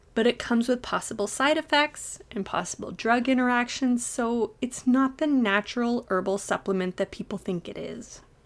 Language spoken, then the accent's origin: English; Toronto, Ontario, Canada; I'm from the Toronto area